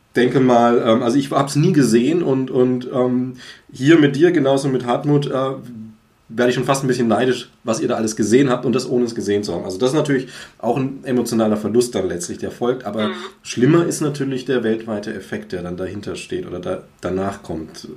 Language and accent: German; Swabia, Germany; bei uns ja. irgendwie in Schwaben